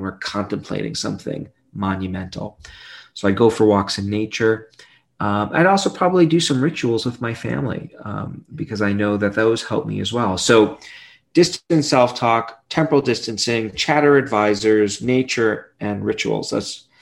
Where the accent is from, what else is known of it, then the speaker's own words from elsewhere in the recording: New York City, New York, United States; I grew up in Brooklyn, New York